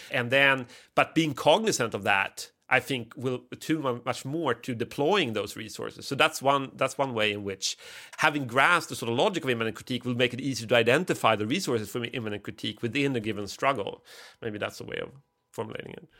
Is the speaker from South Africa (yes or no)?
no; Sweden; I grew up in Sweden at the sort of last hurrah of the welfare state